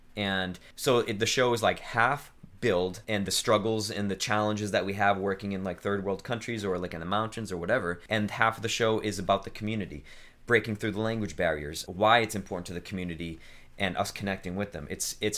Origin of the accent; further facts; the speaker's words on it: New England, United States; I grew up in New England.